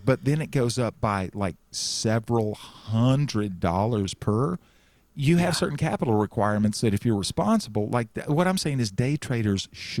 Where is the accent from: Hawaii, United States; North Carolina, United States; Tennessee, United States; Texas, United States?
Texas, United States; Central; When I was growing up in Central Texas